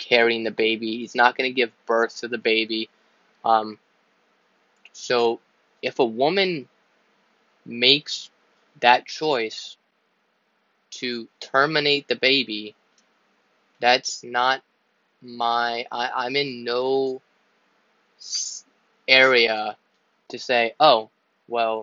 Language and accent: English; Pennsylvania, United States; I'm from Pennsylvania, I live in Pennsylvania